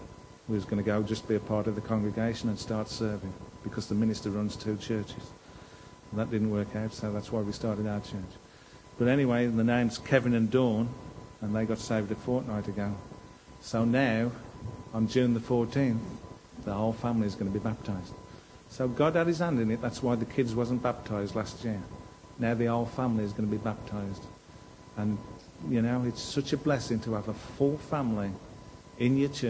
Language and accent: English; Cannock, West Midlands, United Kingdom; I'm from Cannock, I can go and knock on doors because I know people